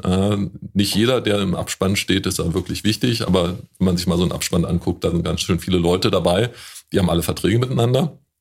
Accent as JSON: {"language": "German", "town": "Woltersdorf", "region": "Brandenburg", "country": "Germany", "said": "in Woltersdorf, da wo ich herkomme"}